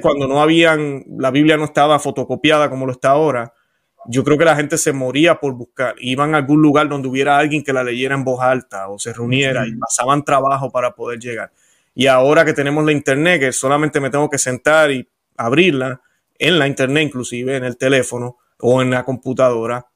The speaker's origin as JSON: {"language": "Spanish", "country": "Puerto Rico", "tie": "born or raised there", "accent": "Puerto Rican", "moved": "yes", "lives_now": "Florida, United States", "said": "soy puertorriqueño, creo que ya eso todo el mundo se da cuenta por mi acento"}